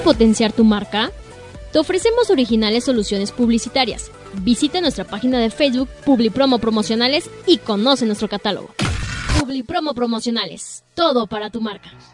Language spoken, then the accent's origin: Spanish; Mexico